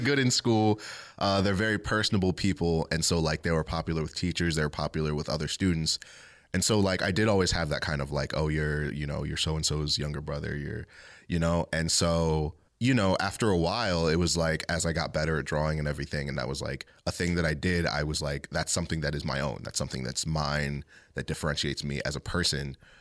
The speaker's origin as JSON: {"language": "English", "town": "Ellicott City", "region": "Maryland", "country": "United States", "tie": "born or raised there", "also_born_or_lived": "Catonsville, Maryland / Baltimore, Maryland", "said": "I was born in Ellicott City, Maryland, um, and I've basically lived there my whole life"}